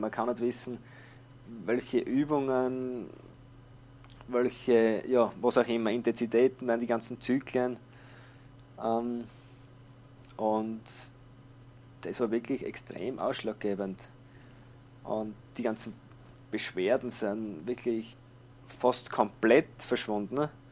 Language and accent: German; Austria; bei uns in Österreich